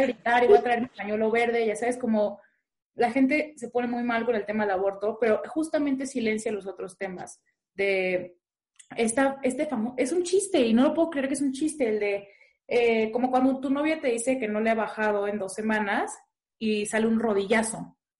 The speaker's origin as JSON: {"language": "Spanish", "town": "Puerto Vallarta", "region": "Jalisco", "country": "Mexico", "said": "yo soy de Puerto Vallarta y mi colectiva es de Puerto Vallarta"}